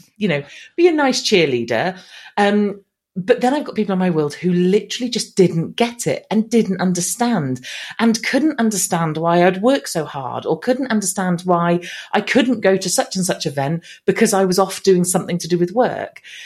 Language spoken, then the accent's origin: English; England, United Kingdom; accent: English; I've been here my whole life, so I should hopefully sound as English as they come.